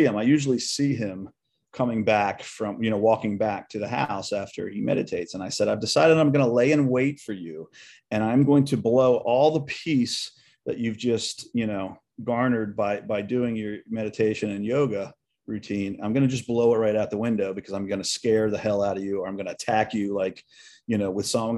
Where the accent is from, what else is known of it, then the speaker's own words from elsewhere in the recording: Edgewood, United States; moved away; I no longer live there, but I'll always consider Edgewood my hometown